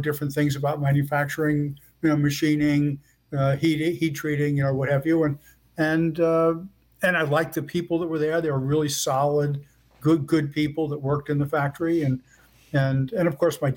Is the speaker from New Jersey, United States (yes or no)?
yes; Elizabeth, New Jersey, United States; I grew up in Elizabeth, New Jersey, which is right across the river from New York City